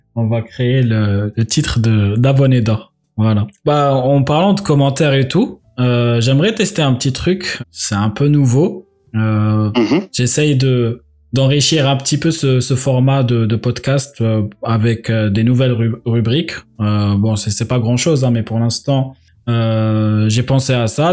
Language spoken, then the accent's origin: French; Algeria; moved away; dans les pays musulmans, bah, enfin, en Algérie en tout cas, il y avait l'éducation islamique